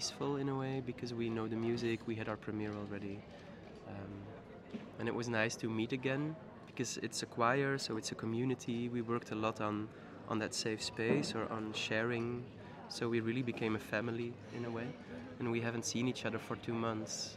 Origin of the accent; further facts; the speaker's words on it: Ninove, Flanders, Belgium; also born or lived in Ghent; I'm coming from Ninove, it's a little town near Brussels